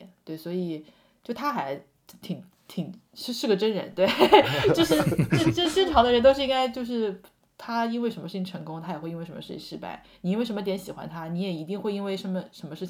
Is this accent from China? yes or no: yes; China; 作为一个中国人去用，觉得这个用户体验还不够